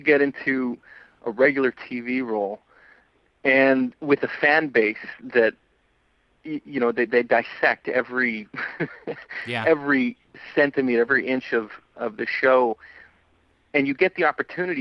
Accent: Alberta, Canada; now in Vancouver, Canada; I grew up in Alberta

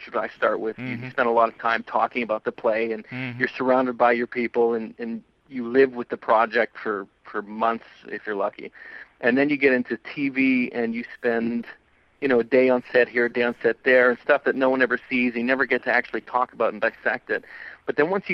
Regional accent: Alberta, Canada; now in Vancouver, Canada; I grew up in Alberta

